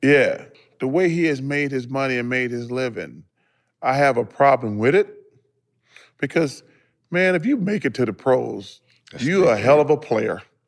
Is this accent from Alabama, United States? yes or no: yes; Leeds, Alabama, United States; moved away; my hometown only got a couple thousand people. Mm-hmm. I'm from mm-hmm. Leeds, Alabama